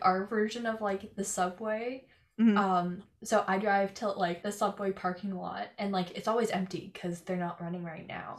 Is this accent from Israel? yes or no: no; Canada; I'm from Canada